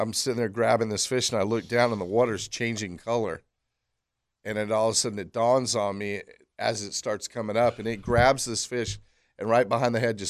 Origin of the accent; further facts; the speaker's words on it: Orange Park, Florida, United States; I grew up on Doctor's Lake or at the Club Continental and on Doctor's Lake